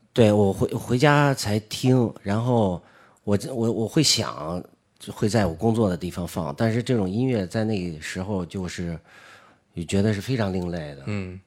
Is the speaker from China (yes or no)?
yes; Beijing, China; also born or lived in Yinchuan, Ningxia / Zhuhai; 算是在北京长大吧